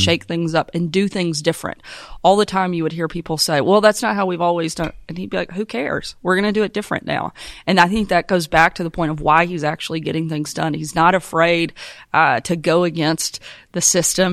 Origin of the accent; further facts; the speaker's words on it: Arkansas, United States; my home state of Arkansas